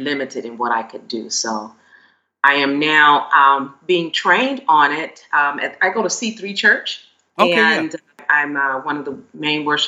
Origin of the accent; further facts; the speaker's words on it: Chicago, Illinois, United States; moved away as an adult; now in San Diego, United States; I was born and raised in Chicago.